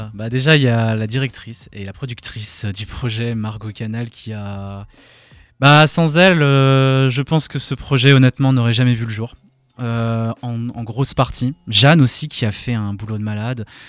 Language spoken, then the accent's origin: French; Alsace, Grand Est, France; Quand on est alsacien